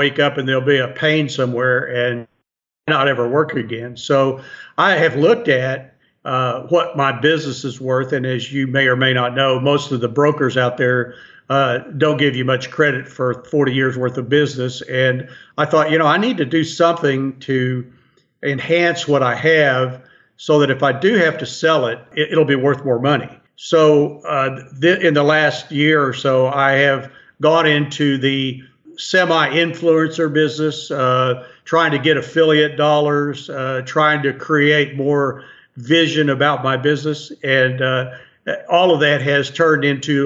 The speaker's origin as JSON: {"language": "English", "country": "United States", "tie": "born or raised there", "said": "when I was growing up in Waucomas"}